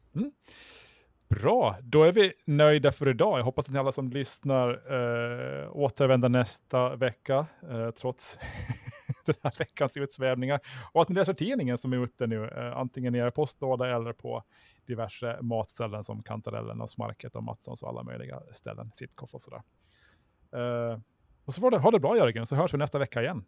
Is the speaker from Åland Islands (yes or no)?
yes; Mariehamn, Åland Islands; Jag är faktiskt från, från Mariehamn